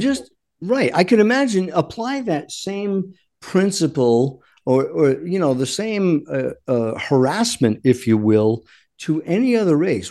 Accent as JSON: {"language": "English", "region": "Rhode Island", "country": "United States", "tie": "born or raised there", "moved": "yes", "said": "I grew up in Rhode Island"}